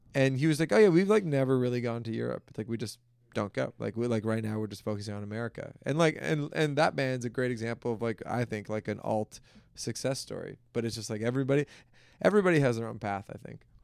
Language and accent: English; Toronto, Ontario, Canada; also born or lived in Hamilton, Ontario; I grew up in Toronto, downtown Toronto.